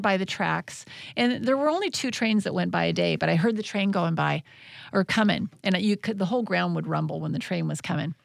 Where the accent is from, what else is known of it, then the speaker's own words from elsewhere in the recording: Tenino, Washington, United States; moved away; growing up in Tenino, my small town